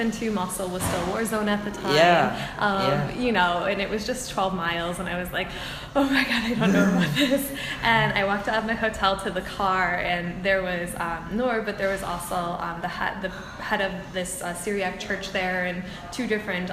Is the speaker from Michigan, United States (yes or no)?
yes; Farmington Hills, Michigan, United States; also born or lived in Edinburgh, Scotland; I'm from Farmington Hills originally